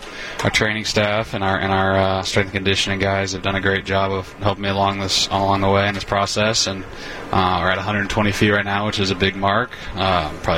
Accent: Niceville, Florida, United States; moved away as an adult; now in Milwaukee, United States; I grew up in Niceville, Florida, small town feel.

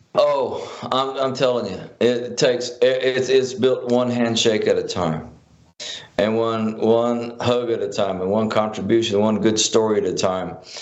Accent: Philadelphia, Mississippi, United States; when I was growing up in Philadelphia

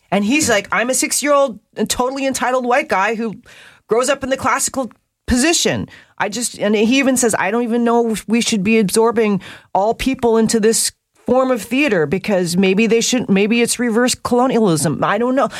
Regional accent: North Vancouver, British Columbia, Canada; I was raised in North

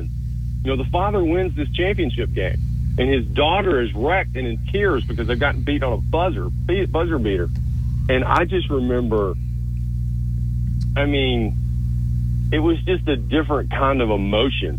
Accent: Hartselle, Alabama, United States; moved away; also born or lived in Birmingham, Alabama / Richmond, Virginia; I grew up in Hartsville, Lars, so I knew a lot of the people.

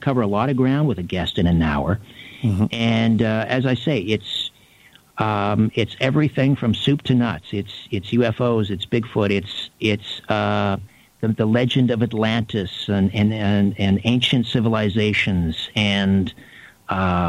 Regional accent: Canada; my upbringing as a Canadian.

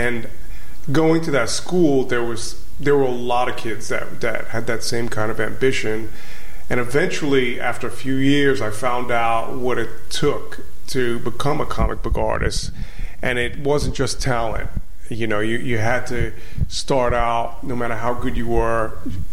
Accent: New York City, New York, United States; originally I'm from Crown Heights, Brooklyn

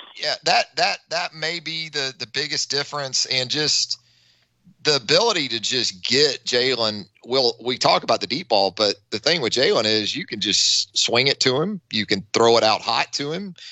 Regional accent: Northeast Florida, United States; I grew up in Northeast Florida

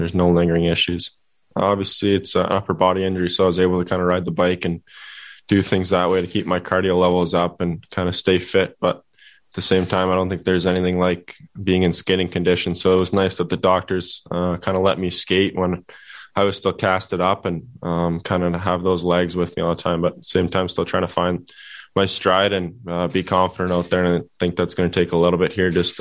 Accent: Canada; as a Canadian kid, you grew up dreaming about playing for that team

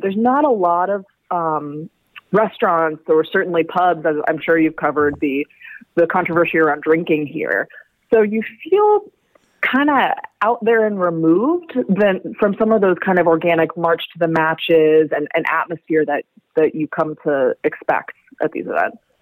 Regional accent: United States; an American myself

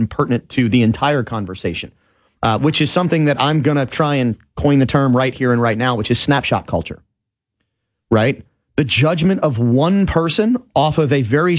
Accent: New Orleans, Louisiana, United States; I was a young child growing up in New Orleans, 1978, 79, 7-8 years old

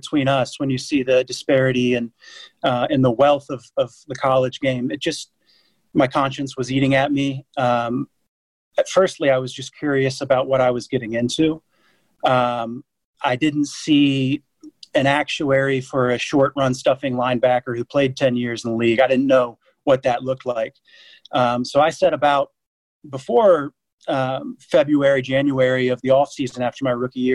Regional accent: Dayton, Ohio, United States; moved away as an adult; also born or lived in San Francisco / Atlanta; now in London, United Kingdom; my hometown of Dayton, Ohio

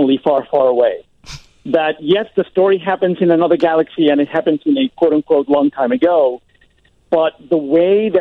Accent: Puerto Rico; moved away; I'm from Puerto Rico

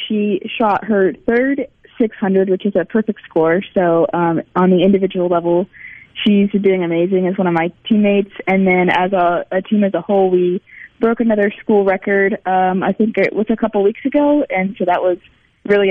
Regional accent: Salem, Oregon, United States; moved away as an adult; now in Mississippi, United States; I'm from Salem, Oregon, so the capital of Oregon.

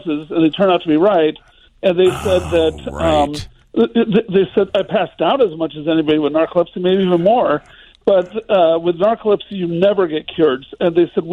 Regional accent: Little Rock, Arkansas, United States; moved away as an adult; I moved home to my hometown of Little Rock, Arkansas 3 years ago

